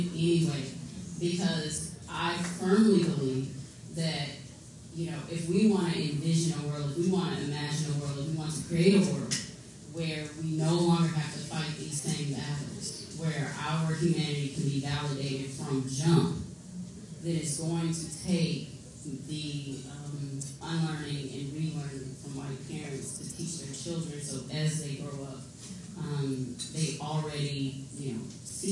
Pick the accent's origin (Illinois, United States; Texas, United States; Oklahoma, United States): Texas, United States; Tyler; a little, you know, country girl growing up in Tyler, Texas